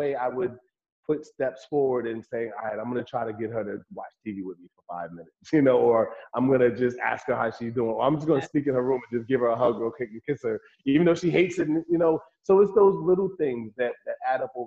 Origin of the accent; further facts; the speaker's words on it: Newark, New Jersey, United States; I grew up in Newark, New Jersey, and I still have family live there